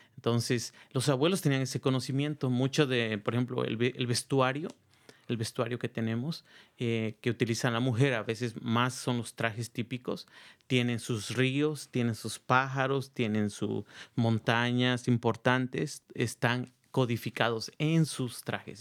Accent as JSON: {"language": "Spanish", "region": "Oaxaca", "country": "Mexico", "moved": "yes", "lives_now": "Marin County, United States", "said": "soy de la ciudad de Oaxaca"}